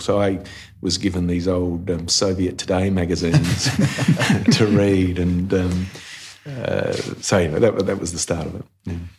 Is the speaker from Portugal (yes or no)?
no; Port Lincoln, South Australia, Australia; moved away; I came from Port Lincoln